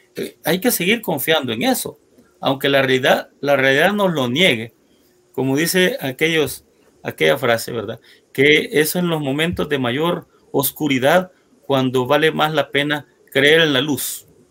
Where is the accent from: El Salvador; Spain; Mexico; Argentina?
El Salvador; pueblo salvadoreño